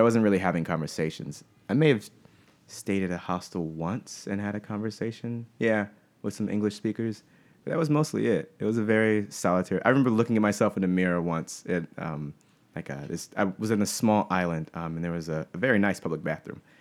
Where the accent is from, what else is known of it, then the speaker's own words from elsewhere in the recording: Pensacola, Florida, United States; moved away as an adult; I grew up in Pensacola, Florida